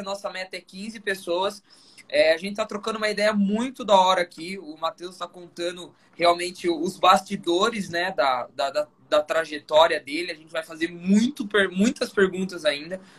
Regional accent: Sorocaba, São Paulo, Brazil; eu sou de Sorocaba

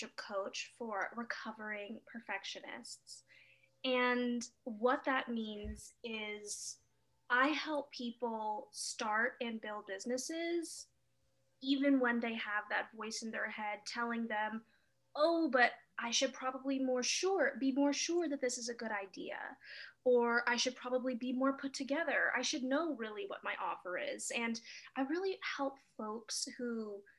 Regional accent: Los Angeles, California, United States; moved away as an adult; also born or lived in Montreal, Canada; I was born and raised in Los Angeles.

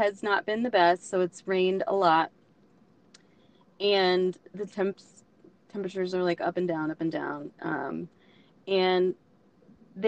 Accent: Oklahoma, United States; I am from Oklahoma

